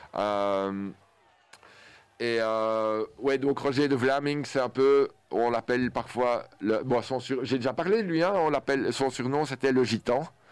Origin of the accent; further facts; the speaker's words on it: Belgium; Et notre sport en tant que Belge